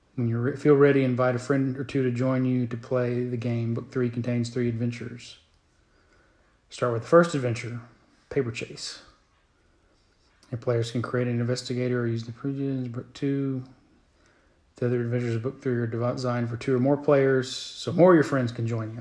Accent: Tulsa area, Oklahoma, United States; moved back to the area

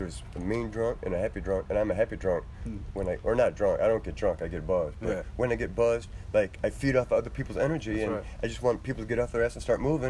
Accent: Ann Arbor, Michigan, United States; also born or lived in Bloomfield Hills / Lake Orion / Shelby / Utica; now in Clarkston, United States; I'm originally from Ann Arbor.

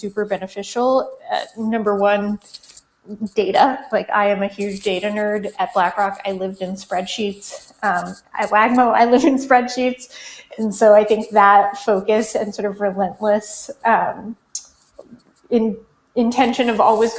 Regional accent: Colorado, United States; I grew up in Colorado

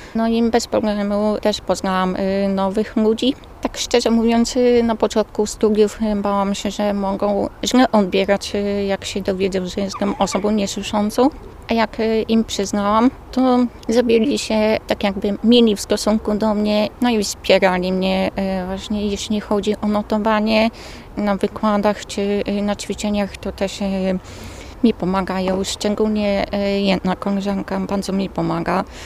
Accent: Świnik, Poland; pochodzę ze Świnika

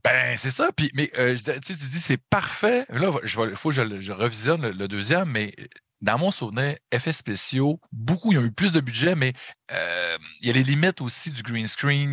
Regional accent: Saguenay, Quebec, Canada; accent: Saguenay; chum à moi, Yannick, on vient les deux euh, du Saguenay de Chicoutimi

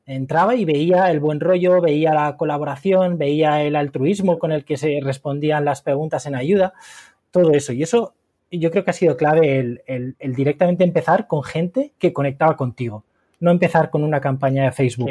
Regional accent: Valencia, Valencian Community, Spain; moved away as an adult; also born or lived in Madrid; now in Murcia, Spain; una ciudad que no es la mía, porque yo soy de Valencia

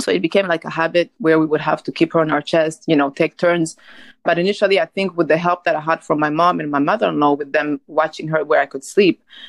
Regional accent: Rwanda; now in United States; I'm originally from Rwanda and I live in the United States

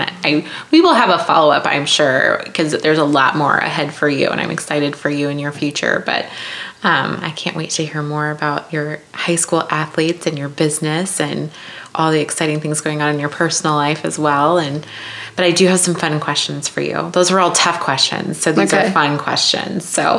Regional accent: Iowa, United States; I'm from Iowa, and I don't like corn.

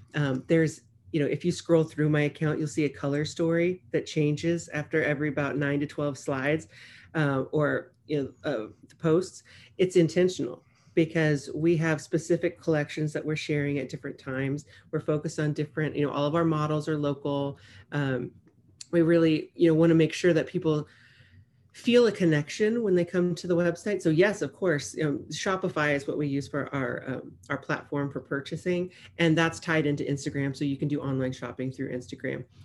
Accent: Nebraska, United States; moved away as an adult; now in Corpus Christi, United States; I'm from Nebraska

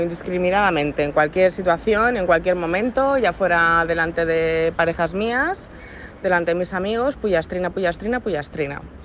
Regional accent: Ibiza, Balearic Islands, Spain; nosotros somos de Ibiza

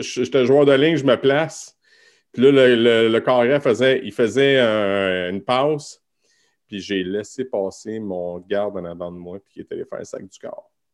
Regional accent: Montmagny, Quebec, Canada; Moi, je restais à Montmagny

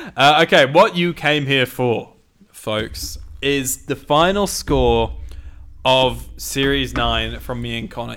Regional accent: United Kingdom; I'm so British

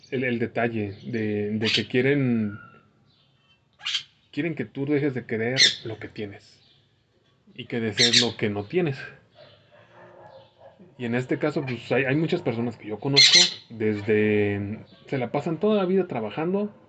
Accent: Mexico; nosotros como mexicanos.

